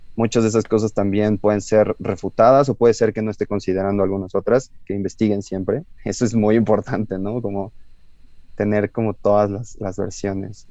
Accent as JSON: {"language": "Spanish", "country": "Mexico", "said": "somos mexicanos, somos los mexicanos"}